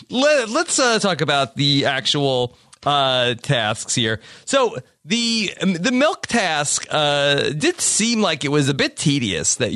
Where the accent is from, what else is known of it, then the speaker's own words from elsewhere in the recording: Texas, United States; I wake up, I think God, I'm alive, and I think God, I'm a, I'm a Texan.